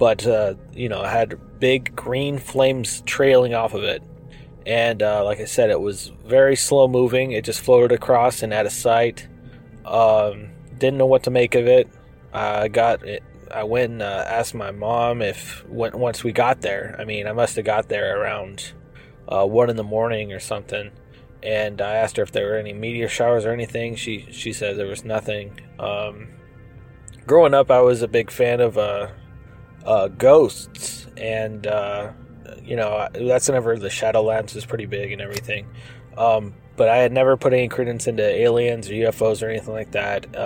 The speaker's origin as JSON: {"language": "English", "region": "southwest Colorado", "country": "United States", "tie": "born or raised there", "moved": "yes", "lives_now": "Los Angeles, United States", "said": "I grew up in a small rural town in southwest Colorado on a farm"}